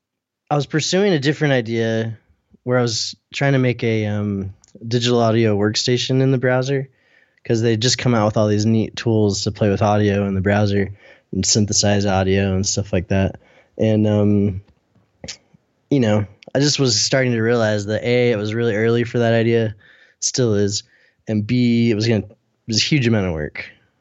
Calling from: Salt Lake City, Utah, United States; I'm in Salt Lake City, Utah.

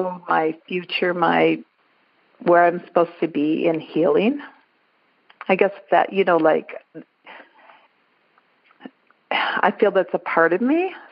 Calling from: Las Vegas, Nevada, United States; I'm calling from Las Vegas, Nevada.

